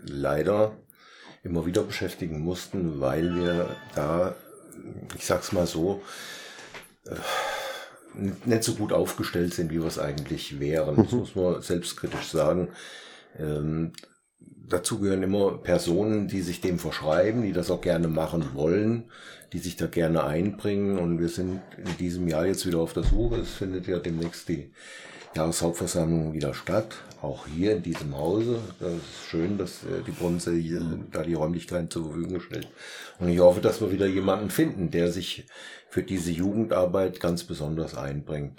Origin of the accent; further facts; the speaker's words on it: Petersberg, Hesse, Germany; moved away as an adult; also born or lived in Hainzell/Harmerz (Fulda); Ich bin ja äh, kein gebürtiger Harmotzer, sondern ein Beuteharmotzer. Ich komme eigentlich vom Hohen Petersberg